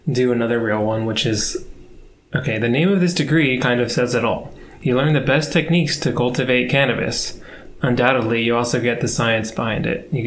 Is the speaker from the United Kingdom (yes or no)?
yes; United Kingdom; We're all British, yeah.